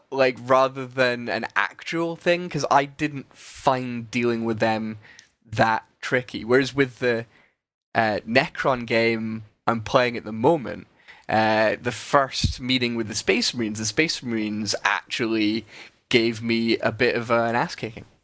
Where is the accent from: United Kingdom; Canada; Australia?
United Kingdom; Scotland; I'm Scottish